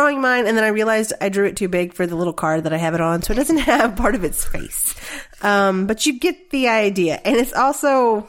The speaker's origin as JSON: {"language": "English", "area": "the South", "region": "Southern United States", "country": "United States", "also_born_or_lived": "Texas", "said": "We are from the South"}